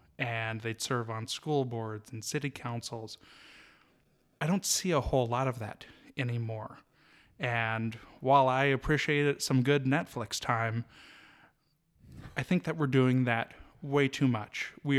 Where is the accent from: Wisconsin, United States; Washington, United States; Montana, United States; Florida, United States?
Montana, United States; Kalispell; Well, I was born and raised here in Kalispell, and graduated the University of Montana in 2009